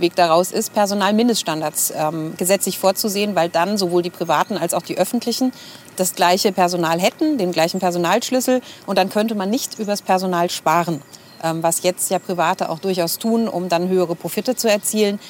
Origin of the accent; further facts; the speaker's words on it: Bad Soden am Taunus, Hesse, Germany; ich bin hier geboren in den Main-Taunus-Kliniken in Bad Soden